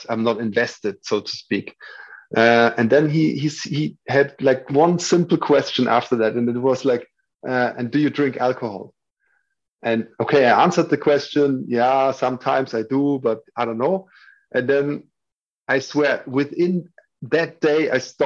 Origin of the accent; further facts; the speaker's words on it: Würzburg, Bavaria, Germany; moved away as an adult; also born or lived in Berlin; my hometown. Würzburg is a small town in the south of Germany.